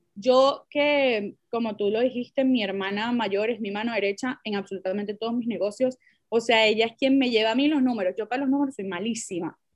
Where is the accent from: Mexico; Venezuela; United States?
Venezuela; muchas somos venezolanas, cada quien ha tenido sus experiencias diferentes, bien sea en diferentes países o en diferentes culturas, porque en verdad en Venezuela nosotros somos multiculturales